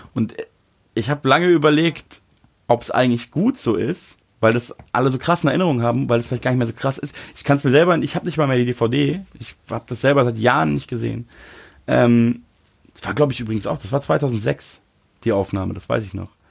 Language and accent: German; Munich, Bavaria, Germany; accent: Hochdeutsch; now in Berlin, Germany; ich bin ja Münchner so und rede mhm. Hochdeutsch